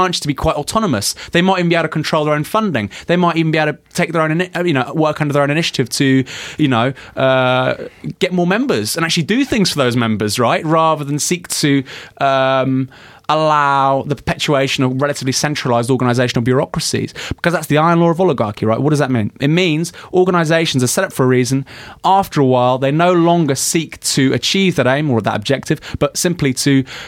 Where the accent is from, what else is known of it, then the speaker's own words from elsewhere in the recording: Bournemouth, South West England, United Kingdom; moved away; I came from Bournemouth. I'm from the south.